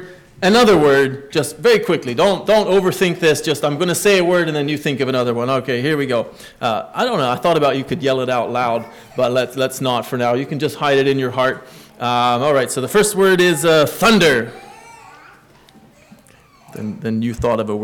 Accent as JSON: {"language": "English", "town": "Gap", "region": "Pennsylvania", "country": "United States", "tie": "born or raised there", "said": "When I was growing up, I grew up in Gap. Well, Kinzers was our zip code, but I went to Mine Road."}